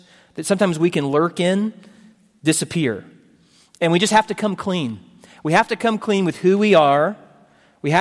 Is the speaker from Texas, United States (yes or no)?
yes; Houston, Texas, United States; I'm from the Houston area